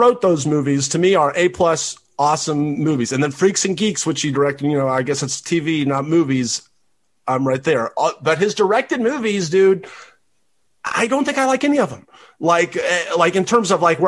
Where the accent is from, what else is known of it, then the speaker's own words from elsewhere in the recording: Tennessee, United States; I'm from Tennessee